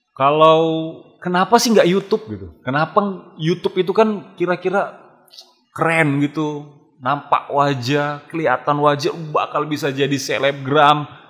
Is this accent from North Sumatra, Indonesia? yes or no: yes; Medan, North Sumatra, Indonesia; asli dari Medan.